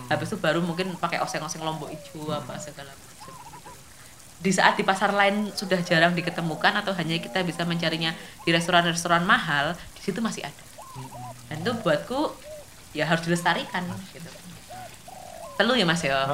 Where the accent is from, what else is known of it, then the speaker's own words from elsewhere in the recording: Special Region of Yogyakarta, Indonesia; Kita harus mengakui loh Mas sebagai warga Jogja